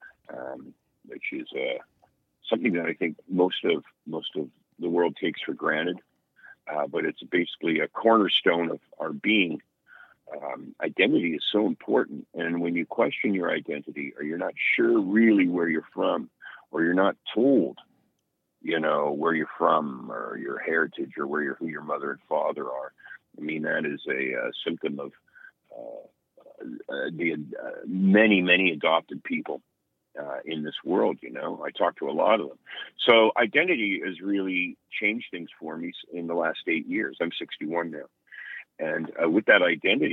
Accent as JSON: {"language": "English", "town": "Hamilton", "region": "Ontario", "country": "Canada", "said": "I'm from Hamilton, Ontario."}